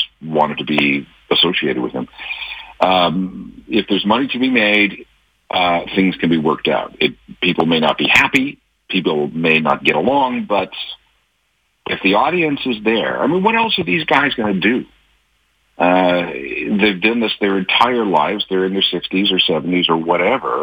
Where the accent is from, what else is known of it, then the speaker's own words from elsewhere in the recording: Winnipeg, Manitoba, Canada; I remember growing up in Winnipeg